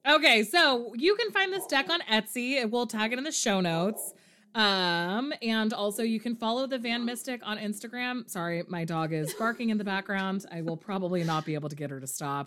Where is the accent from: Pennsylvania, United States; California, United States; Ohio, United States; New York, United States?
California, United States; near Santa Cruz; Santa Cruz, which is very close to my hometown